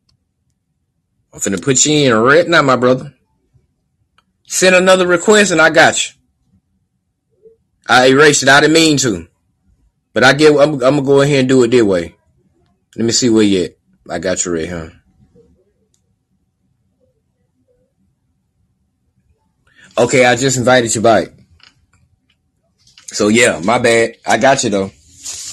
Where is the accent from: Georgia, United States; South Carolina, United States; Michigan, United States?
Georgia, United States; Albany; moved away; Albany, Georgia, my hometown